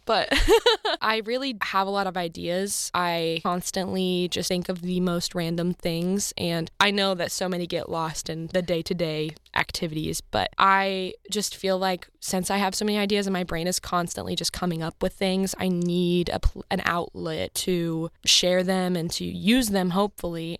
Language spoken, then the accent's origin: English; Columbia, Missouri, United States; I'm from Columbia